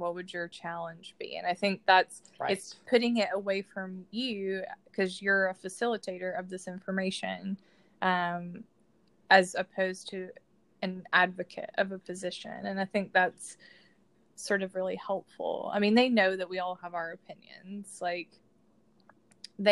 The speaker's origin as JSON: {"language": "English", "region": "Georgia", "country": "United States", "tie": "born or raised there", "said": "I grew up in Georgia and I grew up Southern Baptist"}